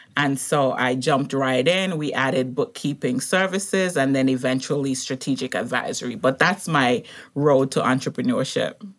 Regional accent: Montserrat; now in United States; I grew up in the Caribbean, and so he was the chief pharmacist on the little island that I grew up on, um, Montserrat

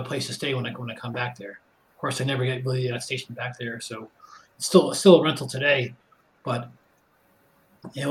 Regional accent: Westchester County, New York, United States; moved away as an adult; also born or lived in North Carolina; I grew up right around Westchester County

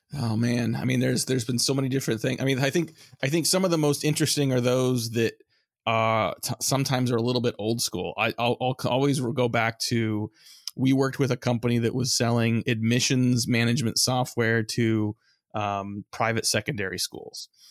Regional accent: San Francisco Bay Area, California, United States; I grew up in the San Francisco Bay Area

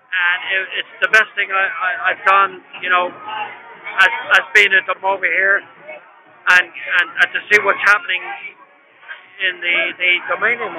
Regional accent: Dublin, Leinster, Ireland; We came over from Dublin, Ireland

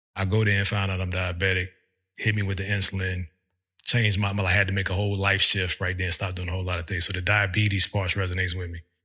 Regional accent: Virginia, United States; moved away as an adult; We're from Virginia

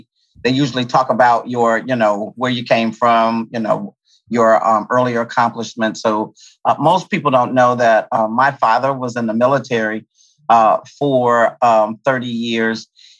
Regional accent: Kentucky, United States; also born or lived in Washington, D.C.; And we spent time, a little bit of time in DC. But primarily, I grew up in Kentucky because of his specialty.

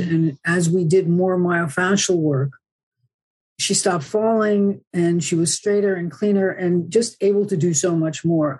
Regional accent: New Jersey, United States; moved away as an adult; also born or lived in Bronx, New York / Woodstock / San Francisco; now in Southern California, United States; I was born in the Bronx, New York, and I grew up in New Jersey

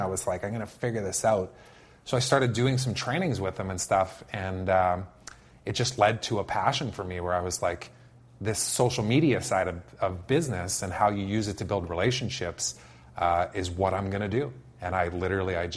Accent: Saskatoon, Saskatchewan, Canada; moved away; I went to work for a digital agency in my hometown, which is in Saskatoon, mm-hmm. back in Saskatchewan

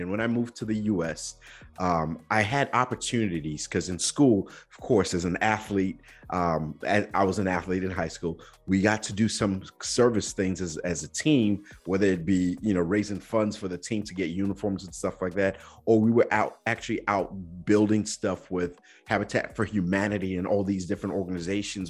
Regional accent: Nigeria; growing up in Nigeria

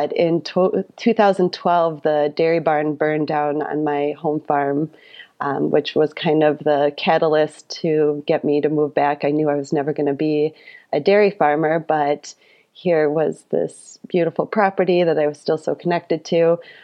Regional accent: Royalton, Wisconsin, United States; accent: thick Wisconsin; also born or lived in Madison, Wisconsin; I am a fifth generation farmer here in rural Wapaka County. I was born in the same farmhouse as my grandfather on the other side of Royalton.

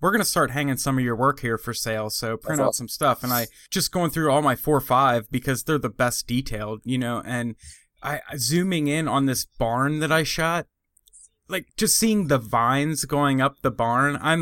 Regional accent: Pennsylvania, United States; moved away; I'm originally from Pennsylvania

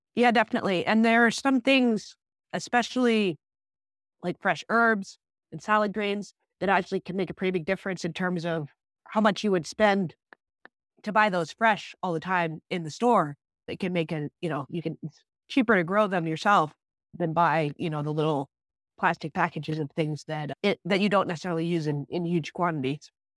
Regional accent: Iowa, United States; moved away as an adult; I grew up in Iowa and then moved away, went to college

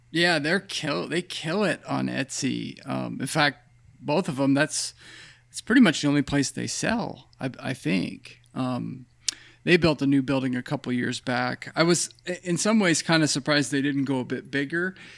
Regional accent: Pennsylvania, United States; I grew up in Pennsylvania on fifty acres of land

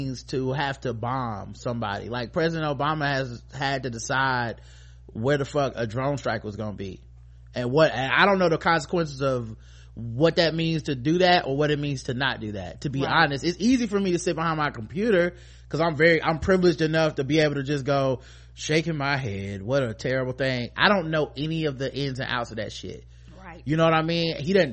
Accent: United States; being an American

